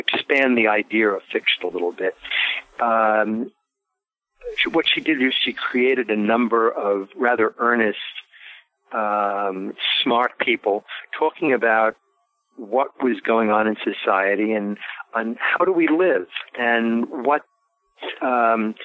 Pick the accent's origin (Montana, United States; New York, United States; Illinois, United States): New York, United States; New York City; moved away; also born or lived in Baltimore / San Francisco / Paris; I grew up in Brooklyn, went to high school in Manhattan, lived in Baltimore and San Francisco, and for a little while, Paris